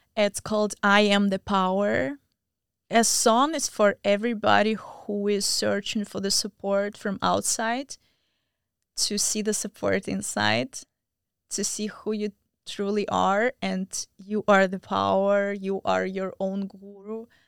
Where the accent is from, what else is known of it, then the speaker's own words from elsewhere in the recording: Belarus; moved away as an adult; also born or lived in Moscow, Russia / India; now in United States; I am from Belarus